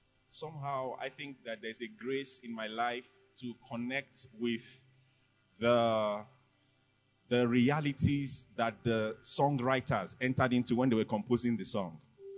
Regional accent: Lekki, Lagos, Nigeria; Is it because I'm from Lekki?

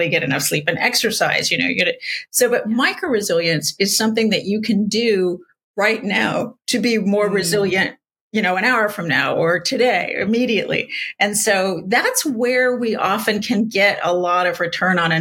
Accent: San Diego, California, United States; I grew up in San Diego

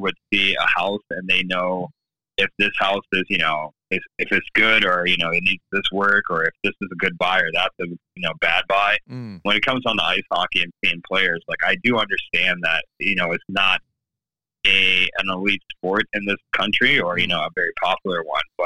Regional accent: Saginaw, Michigan, United States; I hail from Saginaw, Michigan. I was born and raised there

